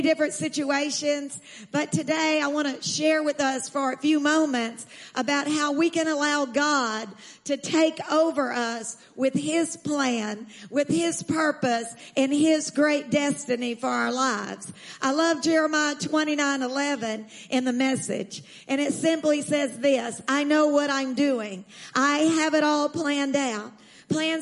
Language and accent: English; Texas, United States; I'm from Texas